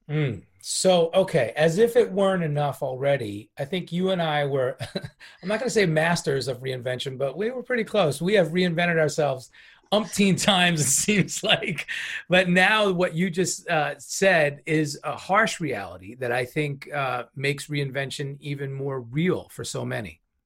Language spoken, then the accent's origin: English; New York, United States; now in West Coast, United States; being a New Yorker, you know, I'm from the right coast